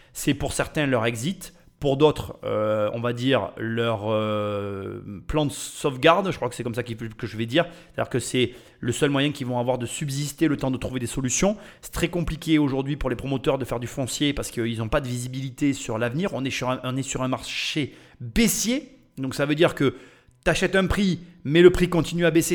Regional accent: France; on est des Français

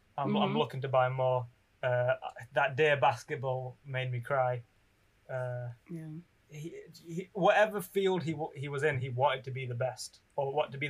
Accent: Pakistan; Being you know, being Muslim and being Pakistani, you know, hopefully there are more people like me in the creative industry

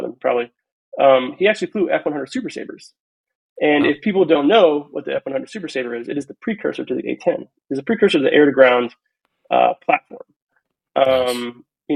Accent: Ohio, United States; also born or lived in California / Kansas; we were raised in Ohio

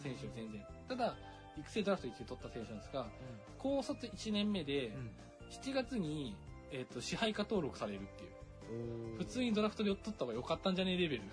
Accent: Kofu, Yamanashi, Japan; 自分の出身が山梨県

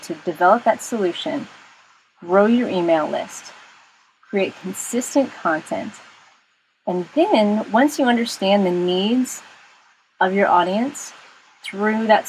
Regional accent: Texas, United States; I'm from Texas, so we say y'all

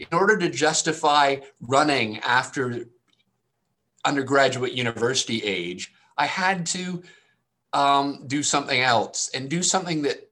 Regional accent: Canada; I'm Canadian.

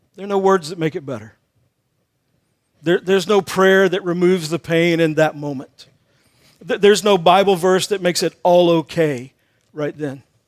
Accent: Texas, United States; I grew up in Texas

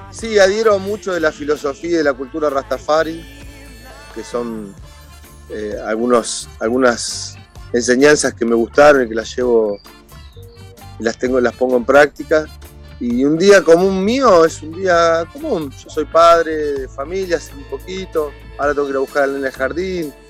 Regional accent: Argentina; yo soy más argentino que el dulce de leche.

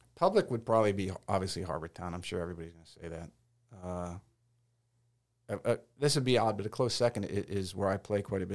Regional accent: Detroit, Michigan, United States; now in Hilton Head Island, United States; growing up in Detroit

